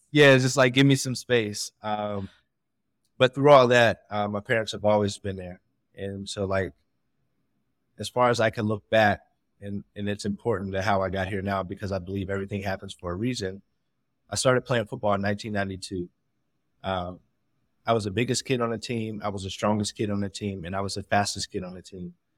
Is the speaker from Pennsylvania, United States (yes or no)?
yes; Pittsburgh, Pennsylvania, United States; I'm originally from Pittsburgh, Pennsylvania